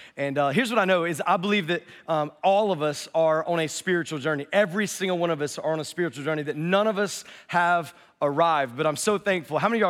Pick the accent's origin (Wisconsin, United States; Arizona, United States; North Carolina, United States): North Carolina, United States; I'm from North Carolina, so I say forward really funny